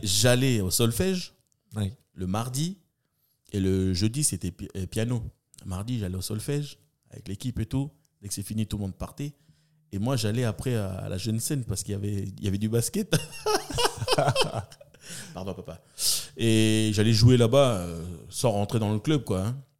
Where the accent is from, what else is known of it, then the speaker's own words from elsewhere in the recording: Nouméa, New Caledonia; D'où je viens Des quartiers de Tour de Magenta. Voilà, j'ai poussé mon premier cri là-bas